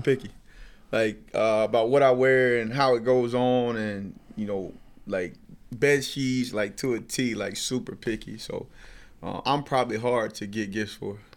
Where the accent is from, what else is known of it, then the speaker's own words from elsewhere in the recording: Sylacauga, Alabama, United States; moved away; growing up in Sylacauga, Alabama